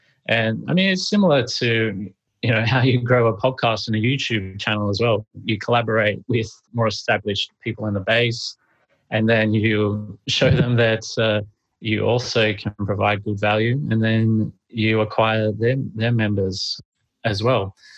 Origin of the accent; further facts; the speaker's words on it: Australia; the legal setup and structure would be very costly for me being an Australian citizen as well.